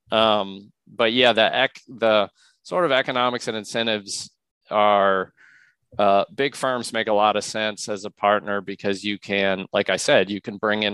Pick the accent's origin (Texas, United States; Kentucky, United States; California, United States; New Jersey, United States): Kentucky, United States; Louisville; moved away; Louisville's where I'm from